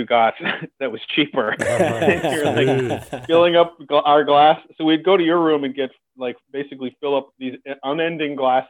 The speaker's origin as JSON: {"language": "English", "country": "Canada", "said": "I'm Canadian"}